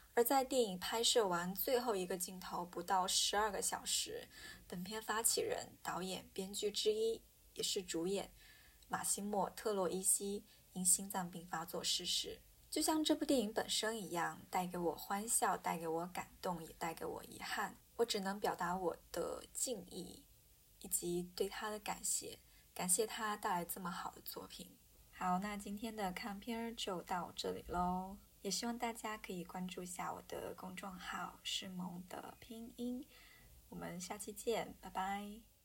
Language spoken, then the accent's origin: Chinese; Hunan, China; 作为一个湖南人